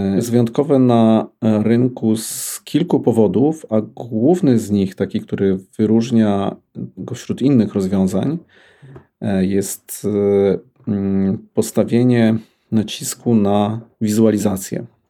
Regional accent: Lublin, Lublin Voivodeship, Poland; also born or lived in Bydgoszcz; now in Warsaw, Poland; Urodziłem się w Bydgoszczy, wychowałem się w Lublinie

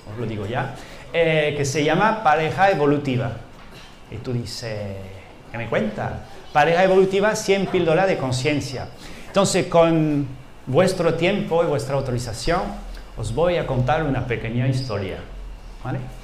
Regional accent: France; Spanish is a second language; moved away as an adult; now in Andalusia, Spain; yo vengo, digamos, de, Francia, por mi acento

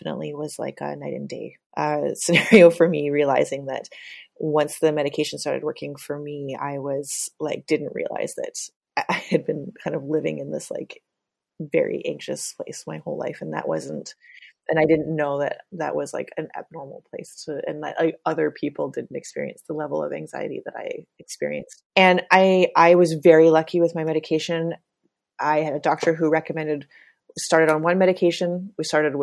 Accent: Calgary, Alberta, Canada; moved away as an adult; now in Montreal, Canada; I live in Montreal. I have been in Montreal for about 12 years. But I'm originally from Calgary, Alberta.

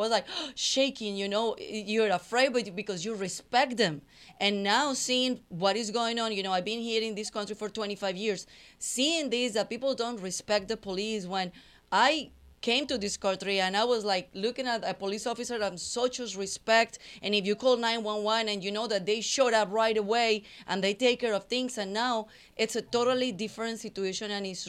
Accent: Colombia; moved away as an adult; now in United States; I'm from Colombia

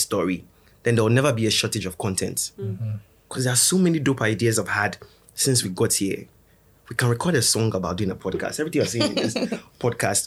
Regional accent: Ghana; I come from Komitina

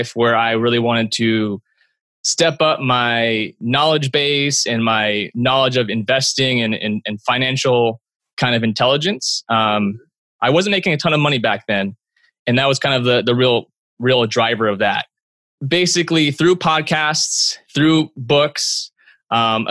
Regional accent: Bay Area, California, United States; my hometown in the Bay Area

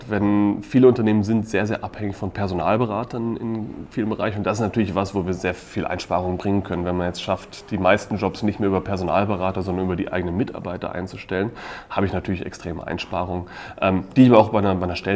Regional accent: Donaueschingen, Baden-Württemberg, Germany; Ich komme aus dem schönen Donaueschingen okay. ähm, und habe eigentlich bei Kienbaum in Deutschland gestartet, aber dann eigentlich die meiste Zeit in Osteuropa

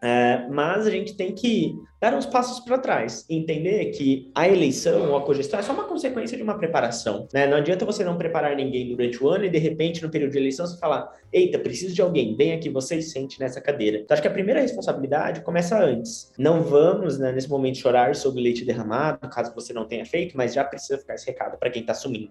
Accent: Tupã, São Paulo, Brazil; sou de Tupã, é uma cidade no interior do estado de São Paulo.

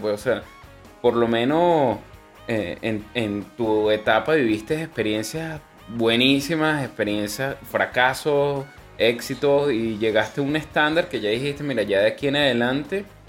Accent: Venezuela; now in Chile; nosotros como venezolanos

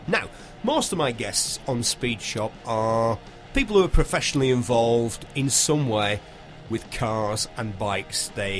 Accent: small town just north of Manchester, North West England, United Kingdom

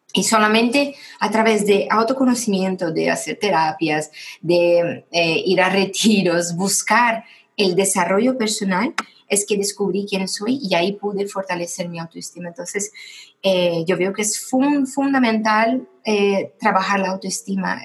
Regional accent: Brazil; moved away as an adult; now in Spain; yo soy brasileña y llevo ocho años viviendo en España. Y en Brasil eh, yo tuve una historia un poco difícil con el tema de ser una mujer

